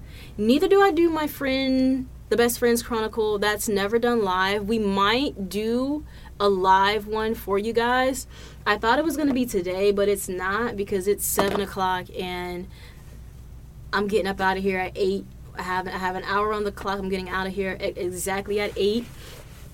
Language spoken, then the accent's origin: English; Providence, Rhode Island, United States; moved away; back to my hometown, back to Providence, Rhode Island.